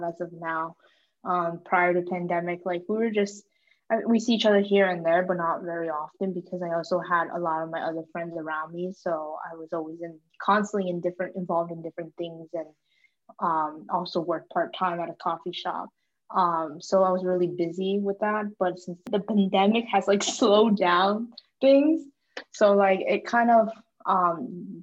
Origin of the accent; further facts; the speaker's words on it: Mechanicsburg, Pennsylvania, United States; moved away as an adult; now in Washington, DC, United States; my hometown is in Pennsylvania, Mechanicsburg specifically.